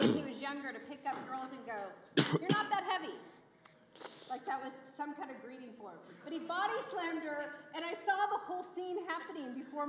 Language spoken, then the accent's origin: English; outside of Des Moines, Iowa, United States; moved away as an adult; now in Phoenix, United States; I'm from Iowa originally.